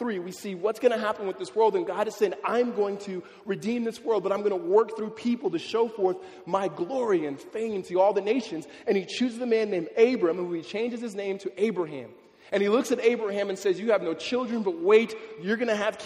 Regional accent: Los Angeles, California, United States; Growing up in California, especially in LA area

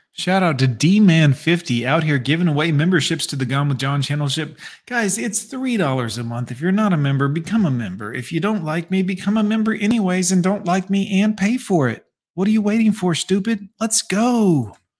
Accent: the South, United States; I grew up in the South

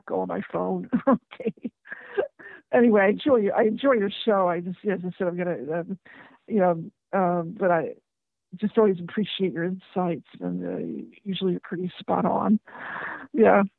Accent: West Coast, United States; now in Brooklyn, United States; I'm from the West Coast originally

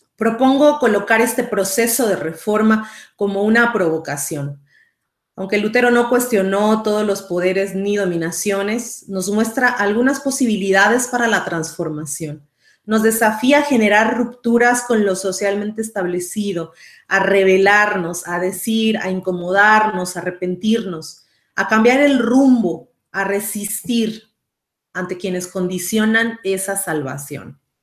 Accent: Mexico; now in San José, Costa Rica; soy mexicana, actualmente resido en Costa Rica

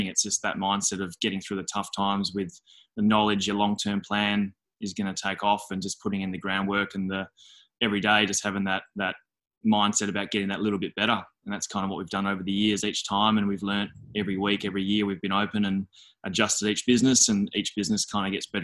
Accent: Perth, Western Australia, Australia; also born or lived in Sydney; I'm in Perth, my hometown, back here

